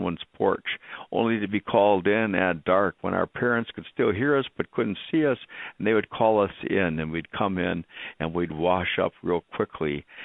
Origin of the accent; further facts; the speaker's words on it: Wisconsin Rapids, Wisconsin, United States; We grew up in Wisconsin Rapids, and the river ran right through town